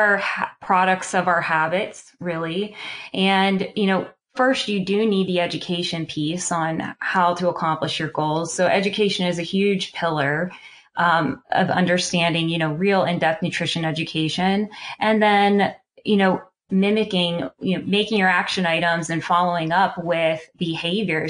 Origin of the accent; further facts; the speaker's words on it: Pittsburgh, Pennsylvania, United States; I'm from Pittsburgh, Pennsylvania